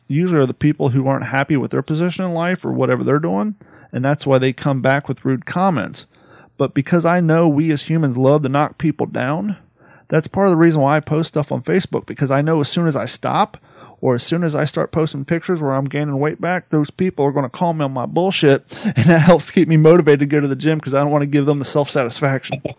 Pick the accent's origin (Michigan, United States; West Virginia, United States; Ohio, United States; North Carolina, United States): Ohio, United States; Columbus; moved away; also born or lived in Grove City, Ohio / California; I grew up in Columbus